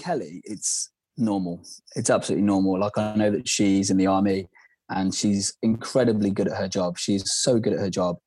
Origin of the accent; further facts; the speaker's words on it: Worcester, West Midlands, United Kingdom; moved away; I'm from Worcester. For those that don't know, it's in the West Midlands, Worcestershire